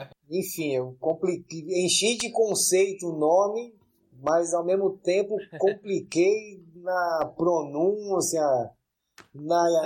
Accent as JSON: {"language": "Portuguese", "region": "São Paulo", "country": "Brazil", "tie": "born or raised there", "said": "eu nasci aqui na Zona Leste mesmo, né, mano? Morei em muitos lugares, mano. Enquanto eu era criança e pá."}